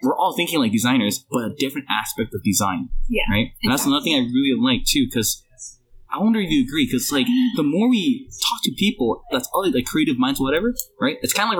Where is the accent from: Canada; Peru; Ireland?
Canada; Vancouver, British Columbia; That's my hometown.